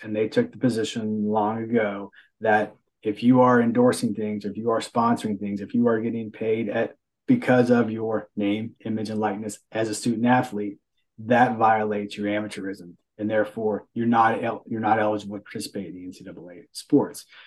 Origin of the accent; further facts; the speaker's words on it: Beckley, West Virginia, United States; now in Huntington, United States; I grew up in Backley in the southern part of the state.